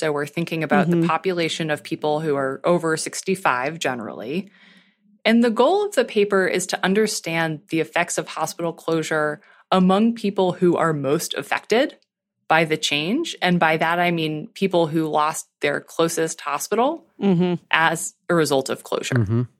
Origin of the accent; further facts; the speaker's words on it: Lincolnville, Maine, United States; I'm from Lincolnville, Maine